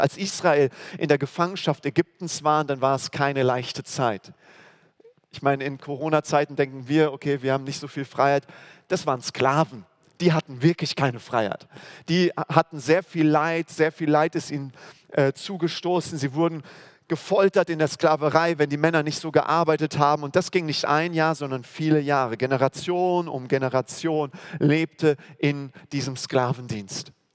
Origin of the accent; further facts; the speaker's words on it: Germany; wir als Deutsche, also äh, wo wir herkommen